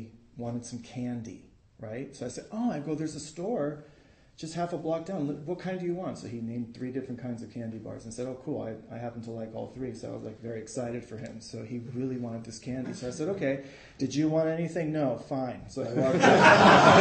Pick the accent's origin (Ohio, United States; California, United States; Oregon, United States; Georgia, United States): California, United States; San Francisco; I was born and raised in San Francisco, but my mom and dad were from Peru, from South America